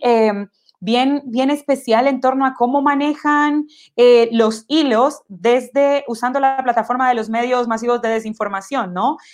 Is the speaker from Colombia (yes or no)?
yes; Colombia; now in Chile; Yo me considero una persona afrodescendiente, eh, soy colombiana